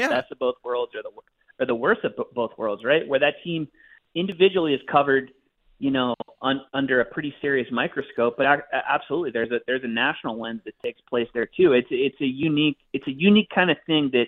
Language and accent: English; United States; As an American hockey fan and as an American hockey writer